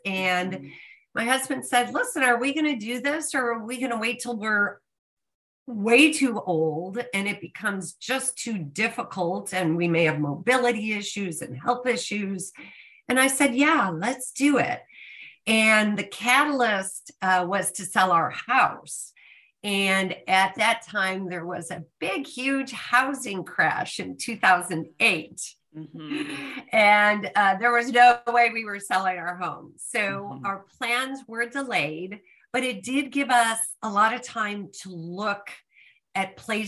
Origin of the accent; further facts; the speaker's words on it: Chicago, Illinois, United States; moved away as an adult; also born or lived in Austin, Texas / England / South Africa; now in Costa Rica; I'm originally from Chicago